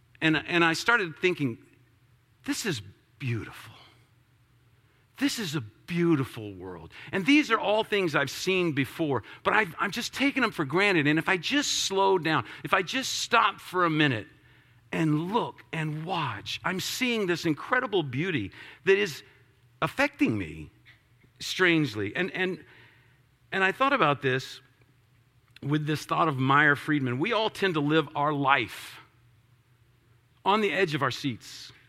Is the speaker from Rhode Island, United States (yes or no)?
no; Florida, United States; As I was a kid, I grew up a lot in Florida, and so I spent a lot of time on the beach and did a lot of time doing that kind of stuff.